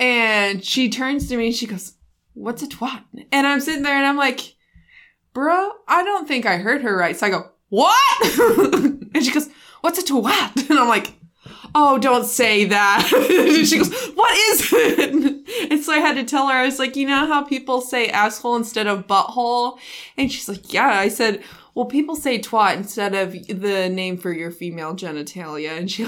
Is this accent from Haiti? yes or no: no; Philippines; So you're my Korean husband and I'm Filipino.